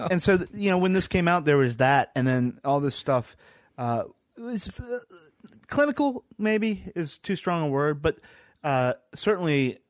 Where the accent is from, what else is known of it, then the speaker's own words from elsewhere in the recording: Ohio, United States; I'm from Ohio.